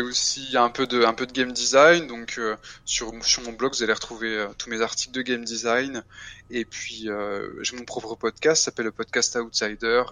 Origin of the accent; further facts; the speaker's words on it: France; je suis français